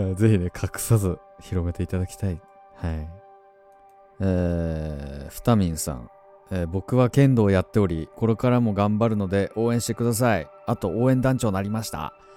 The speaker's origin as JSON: {"language": "Japanese", "region": "Tohoku", "country": "Japan", "tie": "born or raised there", "said": "東北出身"}